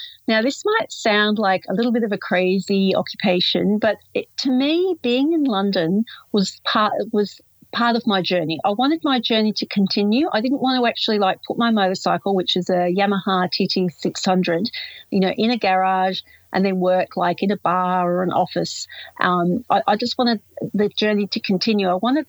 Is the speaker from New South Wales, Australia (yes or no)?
no; Yarra Ranges, Victoria, Australia; I'm from the Yarra Ranges near Melbourne in Victoria, Australia